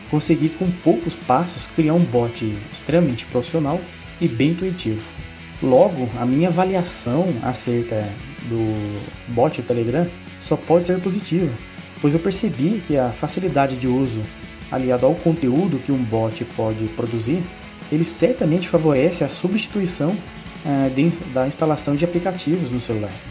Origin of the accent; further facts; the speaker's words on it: Pindamonhangaba, São Paulo, Brazil; sou aqui do município de Pindamonhangaba, estado de São Paulo cidade que fica entre o eixo Rio e São Paulo.